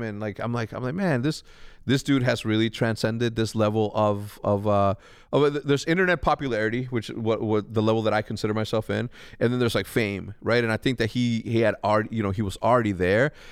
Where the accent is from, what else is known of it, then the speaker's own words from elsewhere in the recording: Chicago, Illinois, United States; also born or lived in Wheeling, Illinois; I'm from Chicago, but for some reason, I love eating the cheap shit that we used to eat as a kid